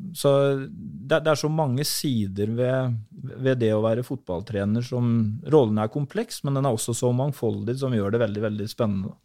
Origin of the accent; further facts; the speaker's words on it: Halden, Østfold, Norway; also born or lived in Sarpsborg; så dro jeg hjem til hjembyen min Halden